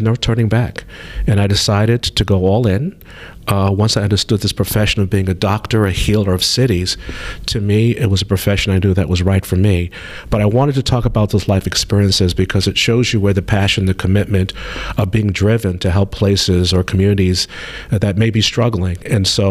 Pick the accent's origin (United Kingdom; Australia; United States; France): United States; New York City, New York; I grew up in New York City. In Brooklyn in particular, a very dense city.